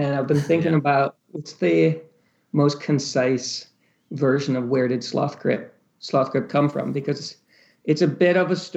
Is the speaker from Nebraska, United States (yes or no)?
no; Michigan, United States; moved away as an adult; also born or lived in Chicago / New York; now in Brooklyn, United States; I'm originally from Michigan, so I grew up, you know, lakes, bonfires